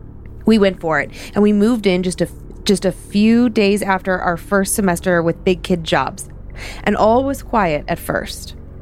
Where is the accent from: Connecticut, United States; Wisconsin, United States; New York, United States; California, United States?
Wisconsin, United States; I'm from Wisconsin originally and spent some grad school years in Eastern Washington.